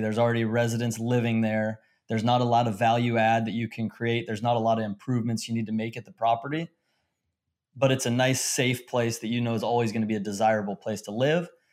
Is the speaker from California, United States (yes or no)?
yes; Long Beach, California, United States; I grew up in Long Beach, California